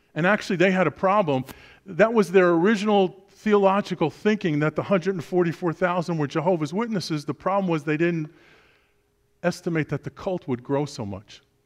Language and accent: English; New York City, New York, United States; born and raised in Brooklyn, New York